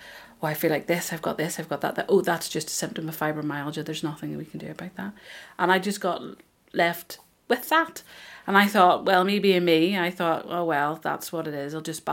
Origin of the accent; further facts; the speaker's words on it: Ireland; I'm Irish